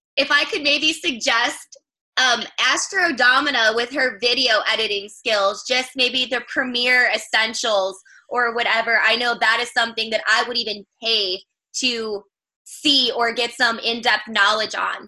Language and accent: English; Chicago, Illinois, United States; moved away as an adult; now in North Carolina, United States; I'm from Chicago originally, but I got into this after I relocated down to North Carolina